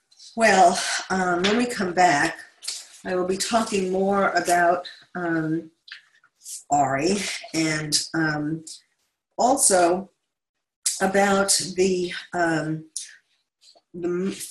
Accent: New York City, New York, United States; I grew up in Queens.

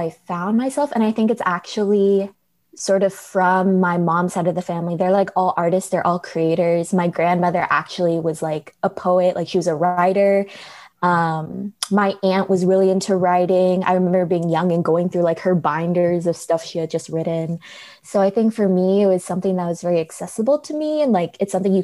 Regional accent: Chandler, Arizona, United States; first language English; also born or lived in Bay Area, California / Phoenix, Arizona; I was born in the Bay Area in California. And then I moved to Arizona, like Chandler Gilbert, in 2001 when I was like four

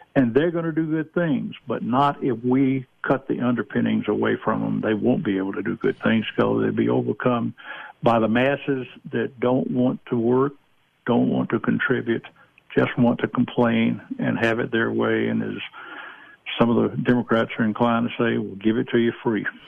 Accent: Georgia, United States; I'm originally from Georgia.

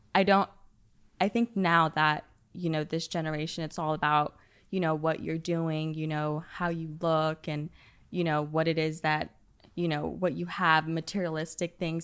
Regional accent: Dallas, Texas, United States; I'm from the Dallas area originally

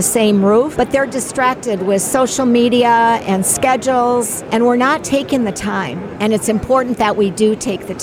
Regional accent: Minnesota, United States; now in Morrison, United States; I grew up in Minnesota, and now we live in Colorado

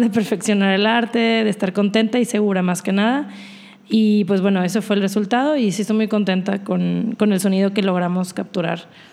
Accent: Monterrey, Nuevo León, Mexico; soy de Monterrey.

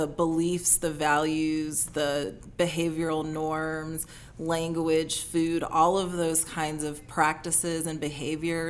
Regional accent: North Alabama, United States; moved away as an adult; also born or lived in upstate New York / New Orleans; I grew up in North Alabama

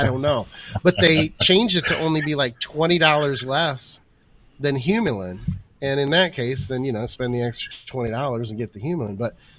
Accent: Southwest Michigan, United States; I come from Southwest Michigan, where Upjohn used to put out SIP and 8, and it was like the golden standard.

